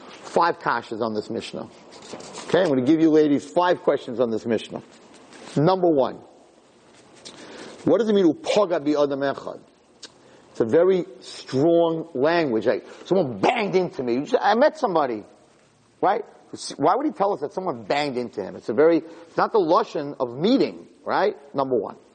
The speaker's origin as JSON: {"language": "English", "town": "Flatbush", "region": "New York", "country": "United States", "said": "I'm from Flatbush."}